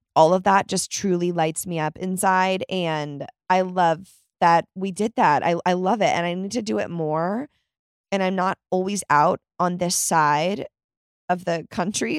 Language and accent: English; Chicago, Illinois, United States; I was born in Chicago.